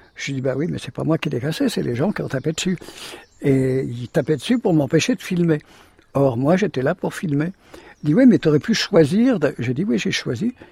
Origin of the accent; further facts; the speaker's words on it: Camaret-sur-Mer, Brittany, France; Je suis né à Camaret